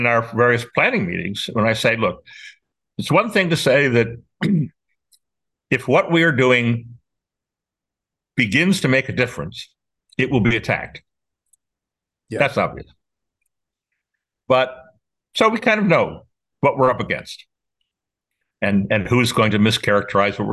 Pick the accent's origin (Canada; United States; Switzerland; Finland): United States; New York; I'm a New Yorker